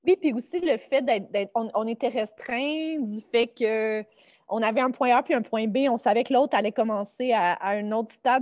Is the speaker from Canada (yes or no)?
yes; Sainte-Julie, Quebec, Canada; je viens de Sainte-Julie, qui est une banlieue euh, sur la rive sud de Montréal